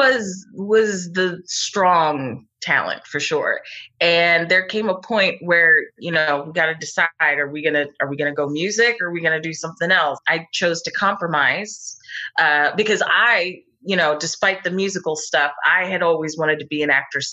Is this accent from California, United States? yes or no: no; Abington, Pennsylvania, United States; Just outside. I'm actually from Abington. And but yeah, I've been here my whole life